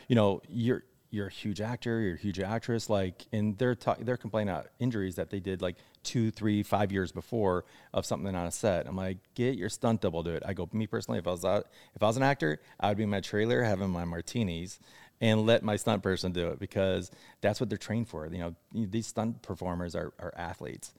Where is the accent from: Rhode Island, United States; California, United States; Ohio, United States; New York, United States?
Ohio, United States; moved away as an adult; now in Los Angeles, United States; I grew up in Ohio. So I moved out here when I was eighteen